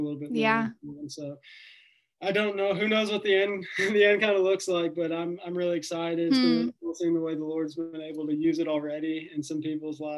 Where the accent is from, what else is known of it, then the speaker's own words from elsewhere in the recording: Nashville, Tennessee, United States; I grew up in Nashville, Tennessee